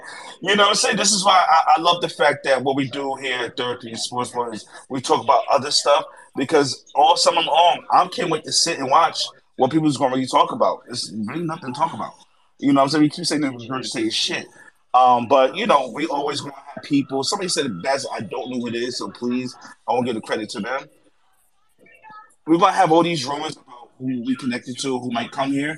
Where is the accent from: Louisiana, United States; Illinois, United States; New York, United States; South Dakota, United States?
New York, United States; New York City; I'm from the Bronx